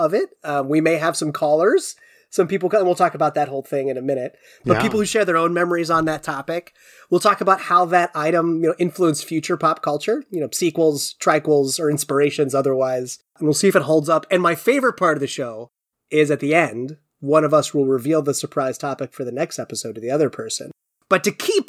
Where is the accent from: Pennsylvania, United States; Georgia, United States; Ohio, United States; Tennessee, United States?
Ohio, United States; Cincinnati; moved away as an adult; also born or lived in Connecticut; now in Pacific Northwest, United States; I was born in 84, but my family moved to Cincinnati, Ohio in 1990